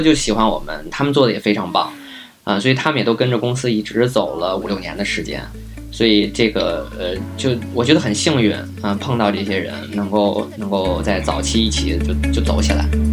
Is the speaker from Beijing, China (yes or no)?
yes; Beijing, China; also born or lived in Guangzhou; 本身我也是北京人，可能家里就是有房